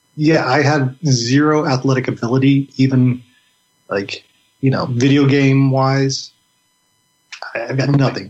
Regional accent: Illinois, United States; We're both from Illinois

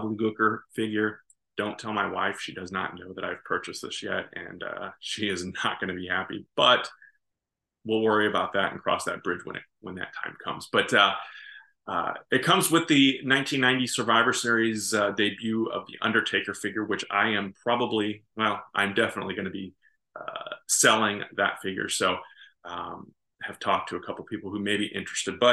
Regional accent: High Ridge, Missouri, United States; in the town where I grew up in High Ridge, Missouri

